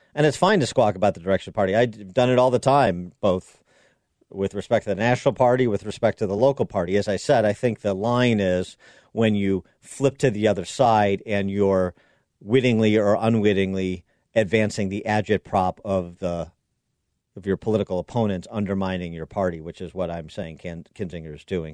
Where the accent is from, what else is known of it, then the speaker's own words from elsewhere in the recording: Illinois, United States; my home state of Illinois